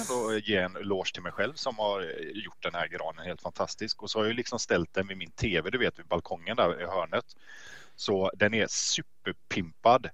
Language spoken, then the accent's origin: Swedish; Gothenburg, Västra Götaland, Sweden; Jag är en riktig göteborgare.